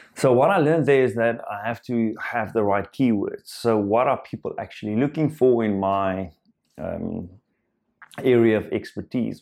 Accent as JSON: {"language": "English", "country": "South Africa", "first_language": "Afrikaans", "second_language": "English", "said": "I am Afrikaans"}